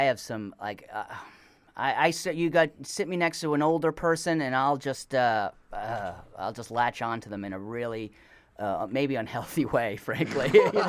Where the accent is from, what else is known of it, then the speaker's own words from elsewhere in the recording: New Haven, Connecticut, United States; No, I'm from New Haven, Connecticut.